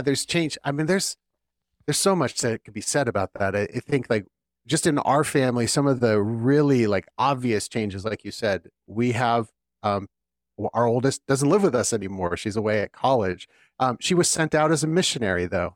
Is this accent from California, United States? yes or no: yes; California, United States; now in Philadelphia, United States; growing up in California and my family, most of my family and my wife's family being out there